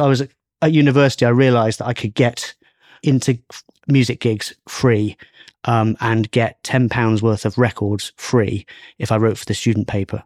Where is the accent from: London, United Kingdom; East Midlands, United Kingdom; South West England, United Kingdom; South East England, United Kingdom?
South West England, United Kingdom; Bristol; moved away; also born or lived in Leeds; I'm from Bristol